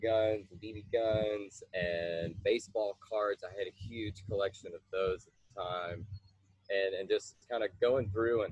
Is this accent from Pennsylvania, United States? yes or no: no; Lexington, Kentucky, United States; I'm originally from Lexington, Kentucky. Lived here most of my life.